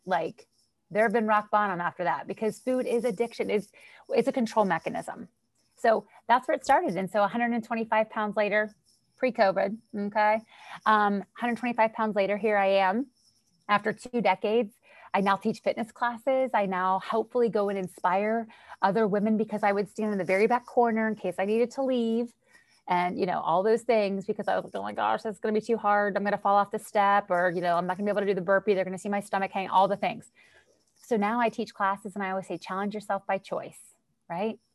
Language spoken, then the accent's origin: English; Western Pennsylvania, United States; moved away as an adult; also born or lived in Florida; I'm from Western Pennsylvania